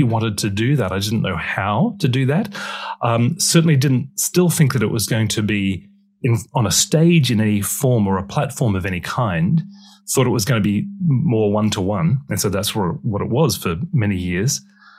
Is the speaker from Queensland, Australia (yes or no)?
yes; Brisbane, Queensland, Australia; now in United Kingdom; My parents are British. And so I was born in Australia. I was born in Brisbane. But I got beaten up in the school ground because I had a Pommy accent.